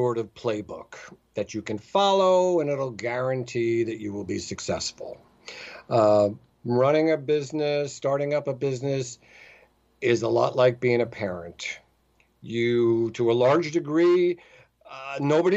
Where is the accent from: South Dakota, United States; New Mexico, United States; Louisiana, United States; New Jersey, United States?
New Jersey, United States; I grew up in New Jersey